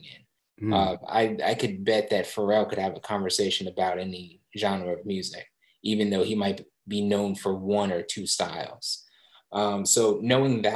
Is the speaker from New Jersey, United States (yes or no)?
yes; Southampton, New Jersey, United States; moved away as an adult; also born or lived in Willingboro, New Jersey / New York; now in San Francisco, United States; I grew up in a town a little further away from Philly, Southampton, New Jersey